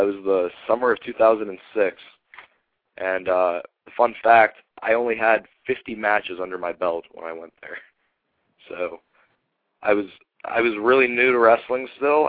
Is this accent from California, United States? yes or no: yes; Hawthorne, California, United States; born or raised there